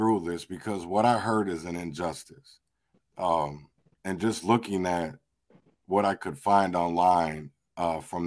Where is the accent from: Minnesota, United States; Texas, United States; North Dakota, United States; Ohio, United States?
Minnesota, United States; Rochester; there's so many people that I grew up with in Rochester